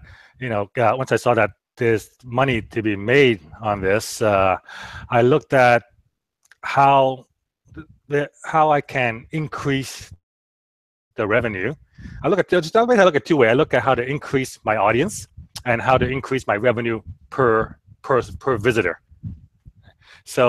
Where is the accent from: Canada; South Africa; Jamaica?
Canada; Vancouver, British Columbia; moved away as an adult; now in Orange County, United States; I was from Vancouver